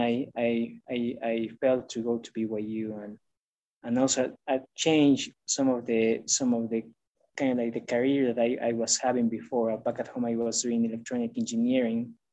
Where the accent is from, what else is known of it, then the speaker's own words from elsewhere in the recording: Bolivia; moved away as an adult; also born or lived in Omaha, Nebraska; now in United States; I am originally from Bolivia. I was born and raised there.